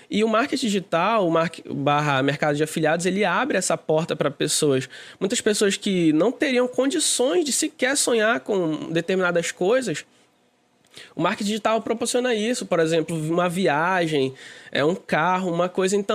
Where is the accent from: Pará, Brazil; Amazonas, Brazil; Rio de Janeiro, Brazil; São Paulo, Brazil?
Amazonas, Brazil; Manaus; Eu sou, eu sou do Amazonas, sou daqui de Manaus.